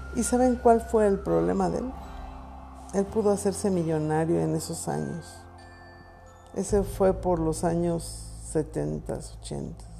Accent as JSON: {"language": "Spanish", "region": "Mexico City", "country": "Mexico", "said": "Nosotros somos del Distrito Federal"}